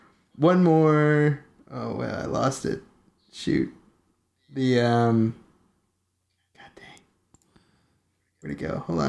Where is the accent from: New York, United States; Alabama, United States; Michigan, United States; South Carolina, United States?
South Carolina, United States; I'm from South Carolina, and down here the old timers call them the Booger.